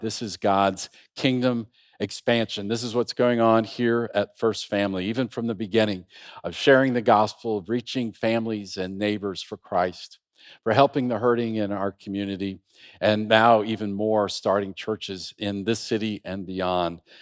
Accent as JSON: {"language": "English", "region": "Iowa", "country": "United States", "also_born_or_lived": "Istanbul, Turkey", "moved": "as an adult", "said": "we're from Iowa"}